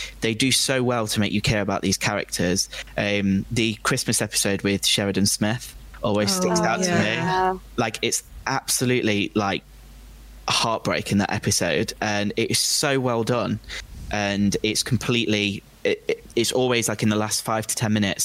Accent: United Kingdom; I'm British as well

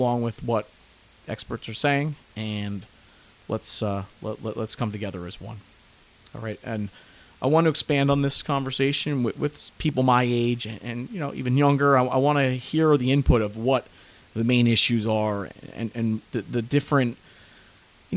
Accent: New Jersey, United States; I'm from New Jersey

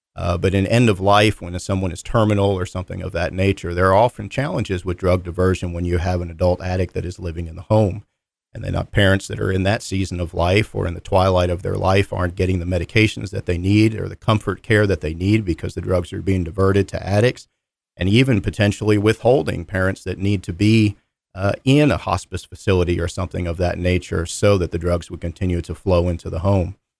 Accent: Philadelphia, Pennsylvania, United States; now in North Carolina, United States; I grew up in the Philadelphia area

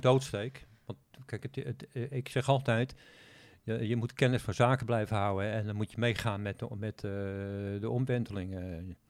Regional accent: Netherlands; als Nederlander

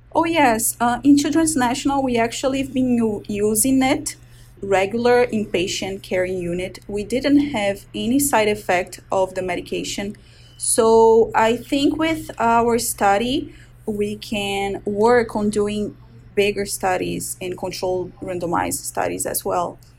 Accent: Brazil; born or raised there; moved away as an adult; now in Baltimore, United States

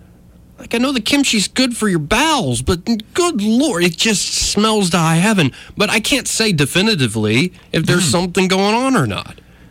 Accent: Alabama, United States; But we're in Alabama, Jonathan. I know. We were born and raised.

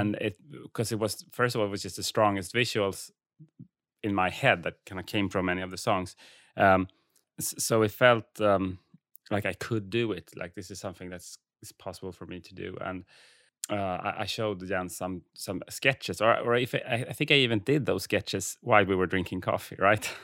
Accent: Färingsö, outside Stockholm, Stockholm County, Sweden; Färingsö actually, eh, and that's the island where I grew up outside of Stockholm

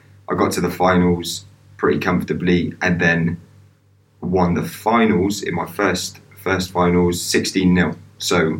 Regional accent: Swindon, South West England, United Kingdom; born and raised in Swindon

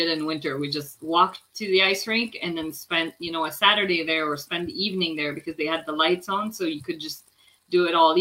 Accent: Quebec, Canada; now in near Toronto, Canada; I was born in Quebec, but I'm now right outside of Toronto, like about an hour and a bit from Toronto

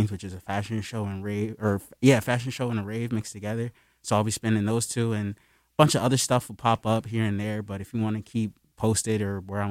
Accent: Wilmington, Delaware, United States; moved away as an adult; now in Philadelphia, United States; I grew up in Wilmington. So I moved, like, but I was, like, my family's here, so it was like back and forth between Wilmington and Philly growing up

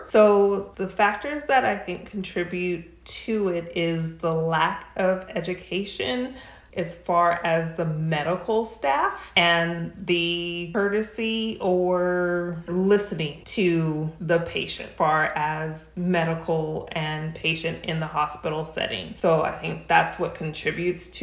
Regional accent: New Mexico, United States; now in Rancho Cucamonga, United States; I'm originally from New Mexico. I'm not a California native.

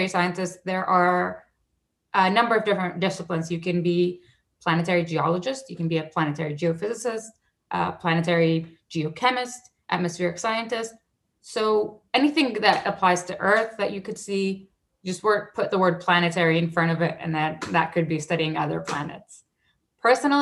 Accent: Saudi Arabia; moved away; when I was a kid, I grew up in Saudi Arabia

